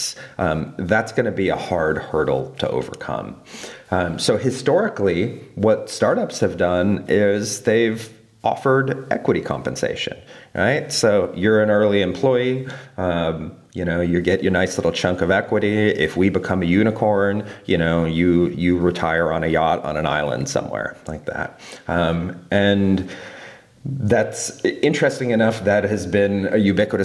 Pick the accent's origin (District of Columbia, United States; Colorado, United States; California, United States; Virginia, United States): Colorado, United States; moved away; my home state, Colorado